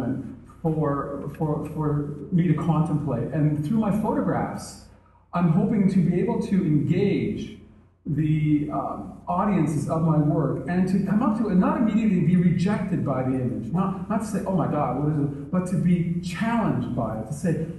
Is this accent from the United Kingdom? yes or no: no; Canada; as a Canadian. We had this great north, and there was a pretty small population, and my father was an avid outdoorsman, so I really had a chance to experience